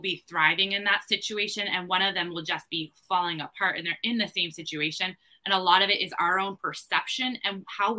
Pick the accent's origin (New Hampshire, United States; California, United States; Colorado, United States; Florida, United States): New Hampshire, United States; I am from New Hampshire, and I'm the owner of the Recovering Educator